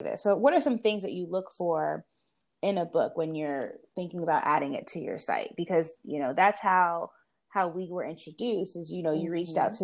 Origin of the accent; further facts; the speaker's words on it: Jamaica; I'm Jamaican